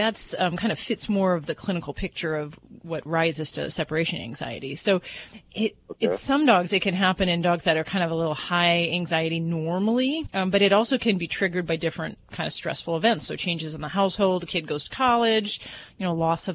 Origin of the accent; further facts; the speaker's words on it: Hammond, Indiana, United States; I come from the Hammond area, Hammond, Munster, Indiana.